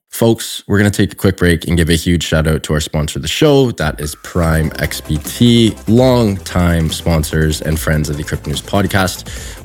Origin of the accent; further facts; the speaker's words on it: Canada; I am Canadian.